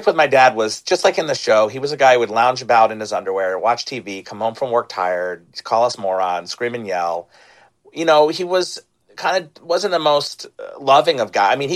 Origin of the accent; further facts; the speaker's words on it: Jenkintown, Pennsylvania, United States; I grew up in Philly in the suburbs in Jenkintown